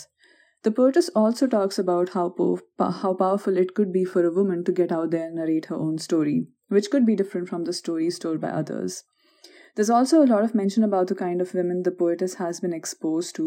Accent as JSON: {"language": "English", "country": "India", "moved": "yes", "lives_now": "North Carolina, United States", "said": "we hail from the Indian society"}